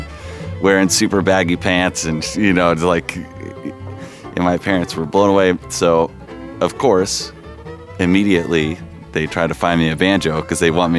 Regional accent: Huntington Beach, California, United States; I'm from Huntington Beach, California, Southern California, born and raised.

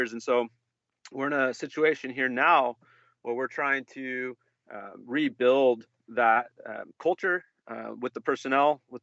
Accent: Bay Area, California, United States; moved away as an adult; also born or lived in Vancouver, Canada; now in St. Louis, United States; I'm from California, Bay Area guy

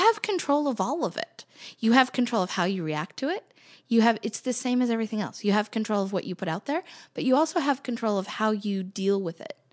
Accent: United States; I'm an American

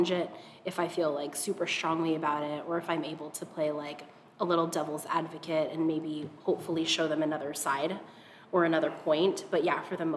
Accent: Seattle, Washington, United States; also born or lived in Hawaii; We moved to Seattle from Hawaii, like in third grade

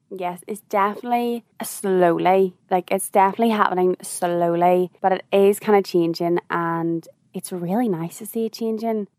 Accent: Northern Ireland, United Kingdom; being like Northern Irish

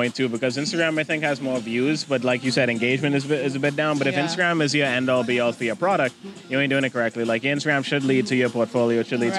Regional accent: Bahamas; I'm … from the Bahamas.

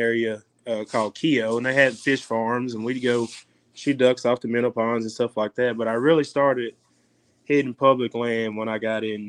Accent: Arkansas, United States; growing up in Arkansas, man, I mean, it's the duck capital of the world.

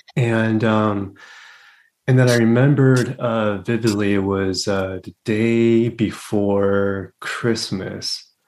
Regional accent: Los Angeles, California, United States; first language English; also born or lived in Taiwan / Berkeley / New York; I was born in Taiwan. I came to the States when I was three, and I initially grew up in LA, in Los Angeles

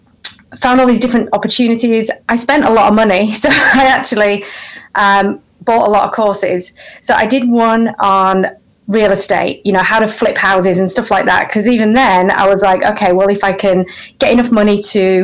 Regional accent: Yorkshire and the Humber, United Kingdom; moved away as an adult; also born or lived in Australia; now in Canada; I born and bred in England, in Yorkshire, which is like the north of England.

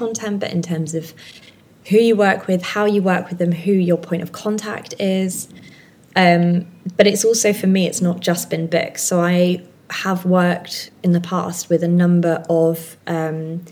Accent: Hertfordshire, East of England, United Kingdom; also born or lived in Friuli Venezia Giulia, Italy; now in Italy; I'm originally from Hertfordshire, sort of North London-y kind of way, but I currently live, hopefully permanently live now, in Northern Italy in an area called Friuli Venezia Giulia

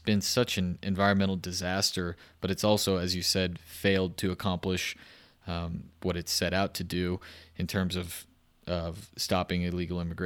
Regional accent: Texas, United States; I'm from Texas

